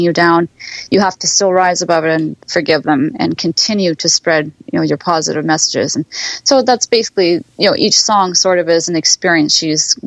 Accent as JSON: {"language": "English", "town": "Winnipeg", "region": "Manitoba", "country": "Canada", "tie": "born or raised there", "moved": "yes", "lives_now": "Ontario, Canada", "said": "I was born and raised in Winnipeg"}